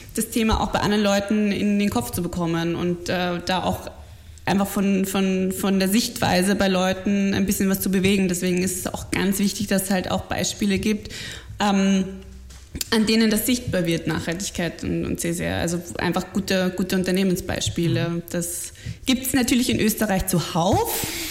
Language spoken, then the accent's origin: German; Bavaria, Germany; moved away as an adult; also born or lived in Munich; now in Vienna, Austria; ich äh, bin, bin in München geboren und an der Grenze aufgewachsen und bin mittlerweile seit elf Jahren in ja, Wien.